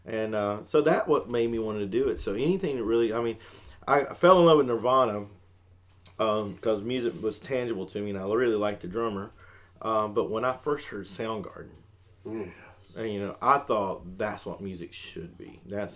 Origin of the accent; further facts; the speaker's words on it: Aberdeen, Scotland, United Kingdom; Aberdeen being my hometown, and I hardly get a chance to even go there anymore because I'm so busy